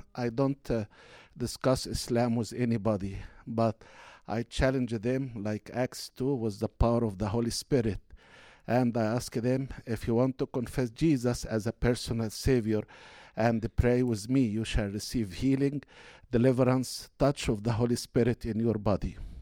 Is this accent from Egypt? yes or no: yes; Egypt; moved away as an adult; now in United States; We were born and raised in Egypt and Christian family. We immigrated to United States at year nineteen ninety.